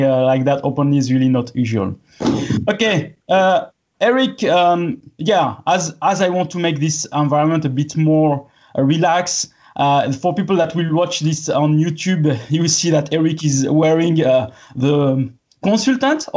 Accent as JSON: {"language": "English", "country": "France", "said": "I'm French"}